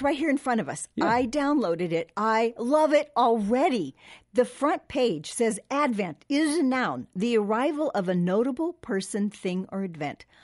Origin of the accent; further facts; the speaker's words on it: Southern California, United States; I grew up in Southern California